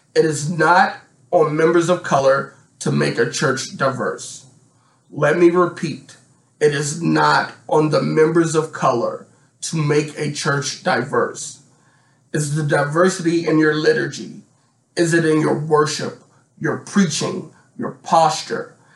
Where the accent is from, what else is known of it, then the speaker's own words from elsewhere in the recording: Washington, District of Columbia, United States; I grew up in Washington, D.C., when Chocolate City was still a real thing